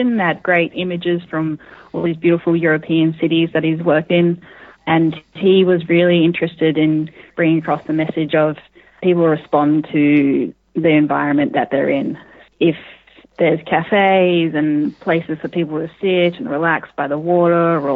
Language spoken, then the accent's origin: English; Western Australia, Australia; I grew up in Western Australia